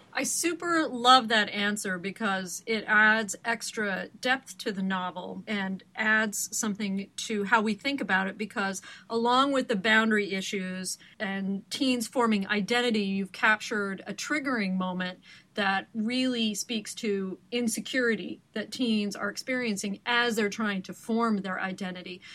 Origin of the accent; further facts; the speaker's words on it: Portland, Oregon, United States; moved away; you've come from my homeland of Oregon. I am from Portland and have many deep roots there, including my driver's license still after all these years